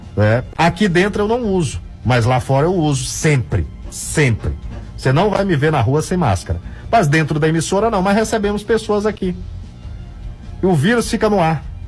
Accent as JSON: {"language": "Portuguese", "country": "Brazil", "said": "eu sou brasileiro"}